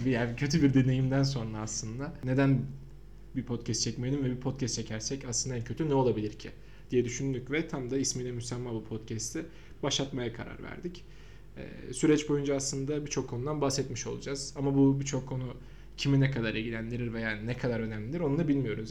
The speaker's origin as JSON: {"language": "Turkish", "region": "Samsun", "country": "Turkey", "moved": "yes", "lives_now": "Ankara, Turkey", "said": "ben de Samsunluyum. Ve ben de Ankara'da yaşıyorum."}